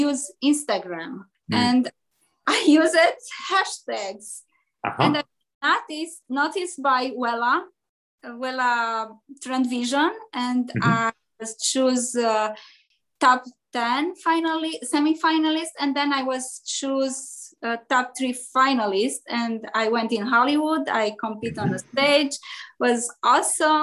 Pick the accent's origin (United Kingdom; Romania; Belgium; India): Romania; Transylvania; English is a second language; moved away as an adult; now in Chicago, United States; I'm from Europe, from Transylvania, from Romania, Transylvania. And in 1999, I emigrated in Chicago.